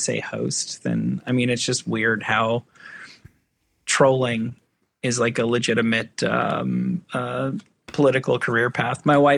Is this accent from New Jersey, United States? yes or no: yes; New Jersey, United States; Because like I'm from New Jersey